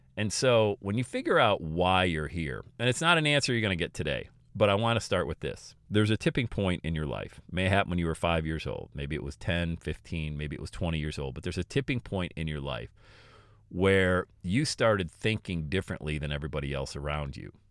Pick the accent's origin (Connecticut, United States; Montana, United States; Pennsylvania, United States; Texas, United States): Pennsylvania, United States; Bradford; moved away as an adult; also born or lived in Florida; I'm leaving Bradford. I'm going, leaving my hometown.